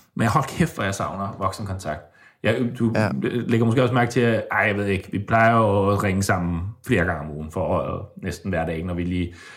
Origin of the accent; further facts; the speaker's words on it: Denmark; now in Stockholm, Sweden; jeg har lige været øh, alene med hende hjemme i Danmark.